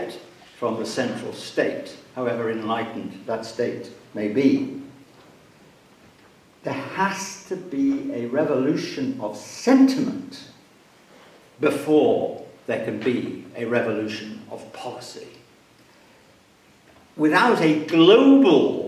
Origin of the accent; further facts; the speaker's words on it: Wales, United Kingdom; Wales and the Welsh, of whom I count myself one